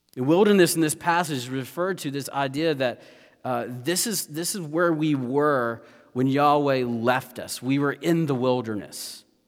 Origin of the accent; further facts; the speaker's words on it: United States; as Americans